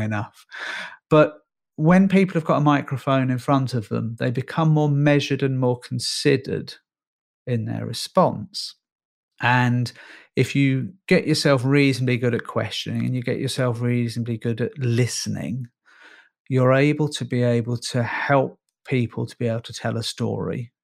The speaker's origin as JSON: {"language": "English", "region": "Northern Ireland", "country": "United Kingdom", "tie": "born or raised there", "moved": "yes", "said": "I'm Irish by birth. I was born in Northern Ireland."}